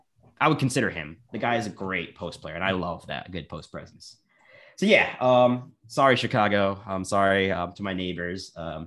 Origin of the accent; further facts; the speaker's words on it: Canada; I'm a Canadian